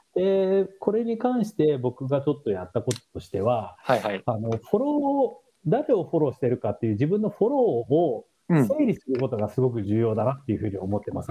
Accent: Japan; moved away as an adult; now in San Francisco Bay Area, United States

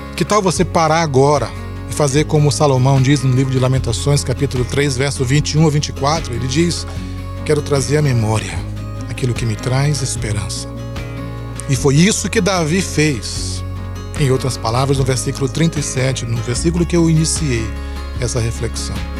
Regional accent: São Luís, Maranhão, Brazil; na cidade onde eu cresci, em São Luís

